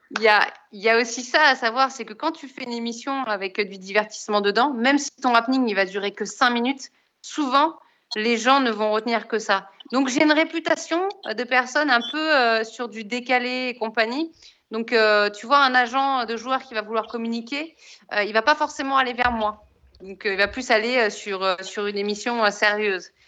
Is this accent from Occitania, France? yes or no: no; Saint-Germain-en-Laye, Île-de-France, France; J'ai grandi à Saint-Germain-en-Laye